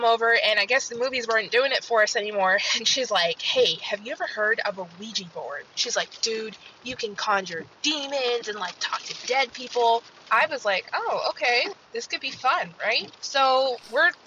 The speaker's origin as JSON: {"language": "English", "town": "Seattle", "region": "Washington", "country": "United States", "said": "I'm from Seattle, Washington"}